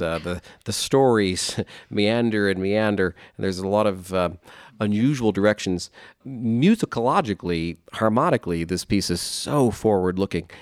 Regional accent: Delta, Utah, United States; I'm from Delta, Utah, near Delta.

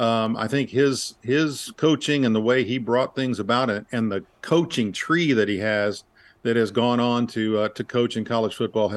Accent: Dallas, Texas, United States; He was a television sports broadcaster in Dallas when I was growing up.

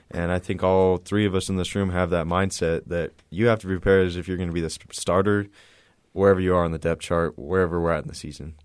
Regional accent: El Paso, Texas, United States; moved away as an adult; also born or lived in Chandler, Arizona; I went to high school in El Paso, Texas, um, when I graduated, my family moved to Chandler

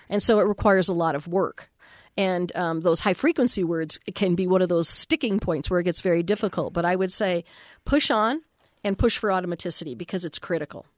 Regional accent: Texas, United States; I had an amazing school librarian in elementary school in Texas

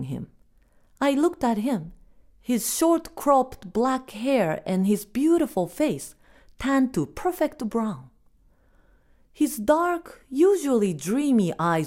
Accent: Japan; first language Japanese; English is a second language; now in United States; we are Japanese

